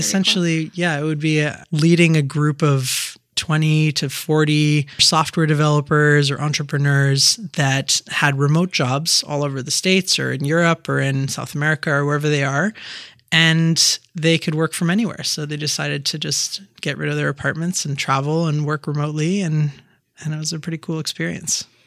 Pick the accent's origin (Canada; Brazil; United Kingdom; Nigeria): Canada; Quebec; also born or lived in Turkey; I was born in Turkey, so my family's Turkish, and I grew up in Quebec, going to French elementary school and then to high school in English.